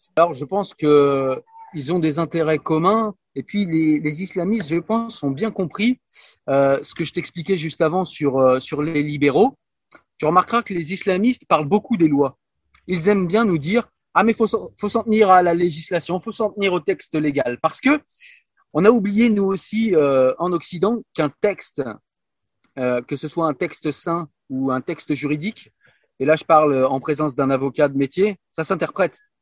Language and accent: French; France; chez nous en France